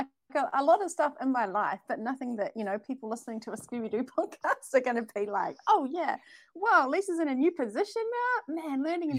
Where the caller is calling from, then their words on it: New Zealand; I'm calling from New Zealand, which is a made-up place, a bit like Fairyland or Australia.